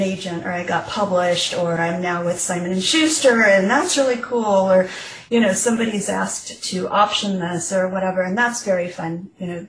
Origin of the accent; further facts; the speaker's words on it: Nebraska, United States; I grew up in Nebraska, which is where I am now